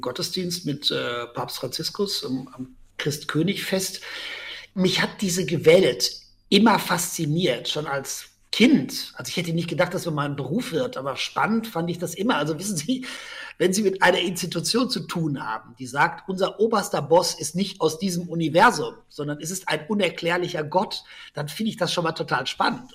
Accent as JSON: {"language": "German", "country": "Germany", "also_born_or_lived": "Rome, Italy", "moved": "as an adult", "said": "ich als Deutscher in Rom"}